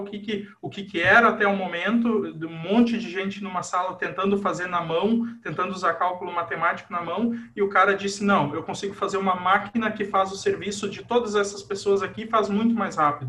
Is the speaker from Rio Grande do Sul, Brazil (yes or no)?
yes; Cristiumal, Rio Grande do Sul, Brazil; moved away as an adult; also born or lived in Carlos Barbosa / Horizontina / Santa Maria; now in Lajeado, Brazil; sou natural de Carlos Barbosa, mas morei boa parte da infância e da adolescência em Cristiumal